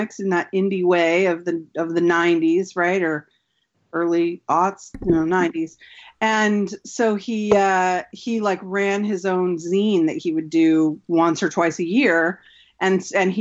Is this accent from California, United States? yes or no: yes; California, United States; moved away; also born or lived in Utah / Arizona; I'm from originally California. At the time that I went to college, I was living in Utah.